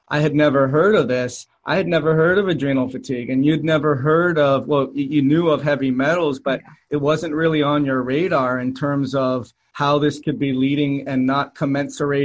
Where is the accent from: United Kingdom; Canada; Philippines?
Canada; moved away as an adult; I was moving to a new country. I'm from Canada